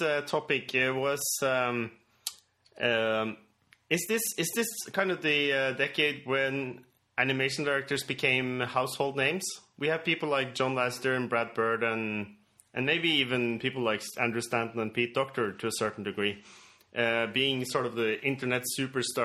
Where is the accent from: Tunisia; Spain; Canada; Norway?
Norway; we are from Norway, and we do this out of Norway